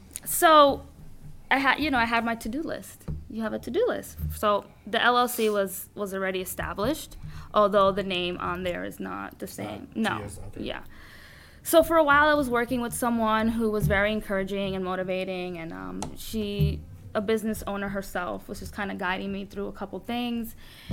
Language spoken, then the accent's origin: English; Dominican Republic; now in United States; Because like you, I came from another country. So I was born in Dominican Republic. So I grew up with my aunt, well, obviously my parents, but my aunt was a big part of my life growing up.